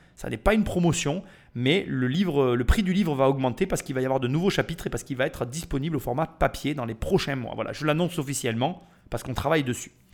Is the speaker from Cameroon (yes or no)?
no; France; depuis que je suis né en France